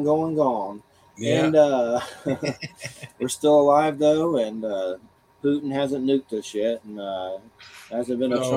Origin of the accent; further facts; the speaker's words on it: Georgia, United States; I'm from Georgia